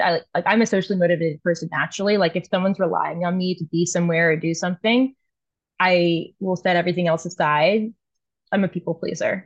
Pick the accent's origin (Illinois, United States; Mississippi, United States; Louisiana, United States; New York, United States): Louisiana, United States; New Orleans; moved away as an adult; now in Toronto, Canada; That's where I was born and raised